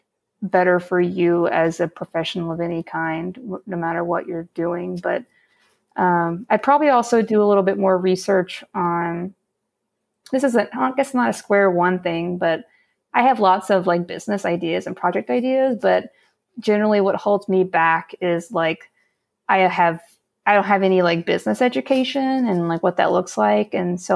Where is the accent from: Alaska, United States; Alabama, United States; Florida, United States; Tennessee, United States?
Alabama, United States; I grew up in Alabama.